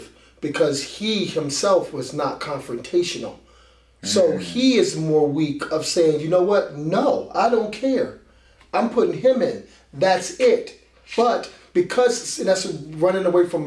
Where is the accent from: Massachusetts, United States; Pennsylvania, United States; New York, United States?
Pennsylvania, United States; Philadelphia; moved away; I grew up in Philadelphia